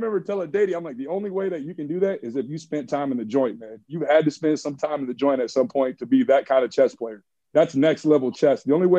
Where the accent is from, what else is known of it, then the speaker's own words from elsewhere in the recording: Michigan, United States; I was from Michigan, so I was a diehard Michigan football fan